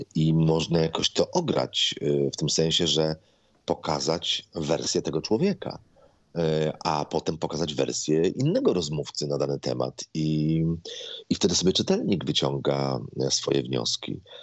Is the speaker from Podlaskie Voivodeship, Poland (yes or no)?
no; Złotoryja, Lower Silesian Voivodeship, Poland; now in Warsaw, Poland; u nas w Złotoryi za ulicą Podwale